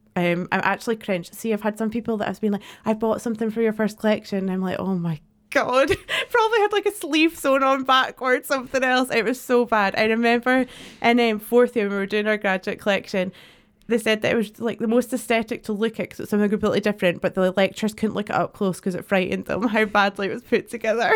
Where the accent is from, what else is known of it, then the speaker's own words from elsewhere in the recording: Dundee, Scotland, United Kingdom; moved away as an adult; also born or lived in Edinburgh; I'm from Dundee originally